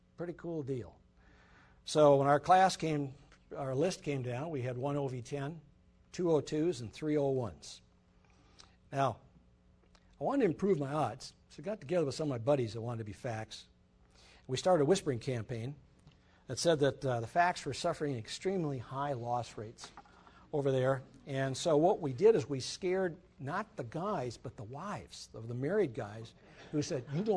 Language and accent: English; Mankato, Minnesota, United States; I was born and raised in Mankato, Minnesota